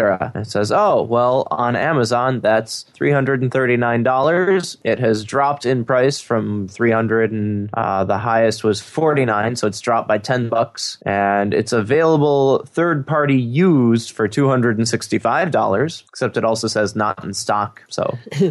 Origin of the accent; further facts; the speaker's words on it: Wisconsin, United States; we're from Wisconsin